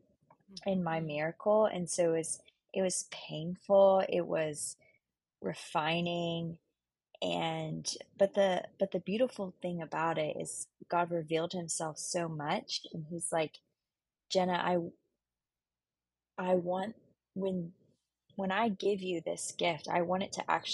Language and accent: English; Houston, Texas, United States; also born or lived in Waco, Texas; now in Dallas, United States; I'm from Houston, Texas, born and raised